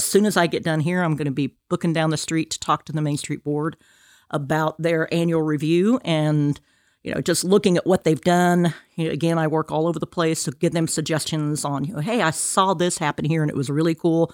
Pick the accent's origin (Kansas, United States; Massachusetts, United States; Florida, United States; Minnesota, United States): Kansas, United States; moved away as an adult; now in Alabama, United States; So I'm originally from Kansas.